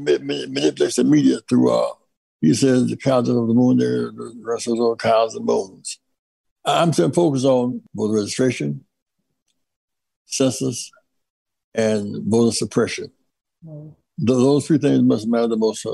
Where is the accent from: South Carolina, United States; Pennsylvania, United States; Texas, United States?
South Carolina, United States; Greenville; I grew up in Greenville, South Carolina.